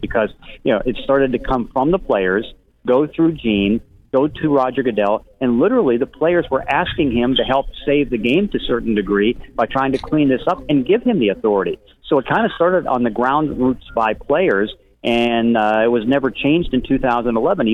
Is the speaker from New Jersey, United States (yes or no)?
no; Pittsburgh, Pennsylvania, United States; I grew up in Pittsburgh where he grew up